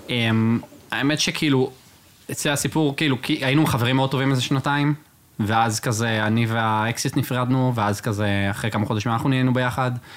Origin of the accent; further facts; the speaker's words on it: Rosh HaAyin, Central District, Israel; now in Tel Aviv, Israel; אני מראש עין במקור, אני ומיקי